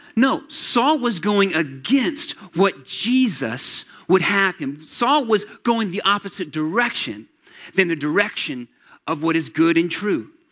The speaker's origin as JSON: {"language": "English", "town": "Atlanta", "region": "Georgia", "country": "United States", "tie": "born or raised there", "said": "I grew up in Atlanta, Georgia"}